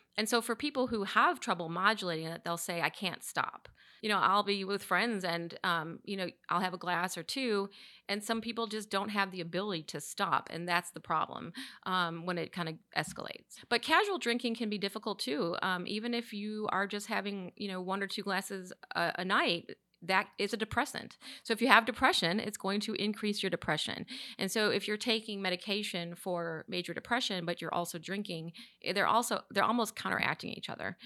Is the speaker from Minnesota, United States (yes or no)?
no; Chicago, Illinois, United States; now in Charlotte, United States; I'm from Chicago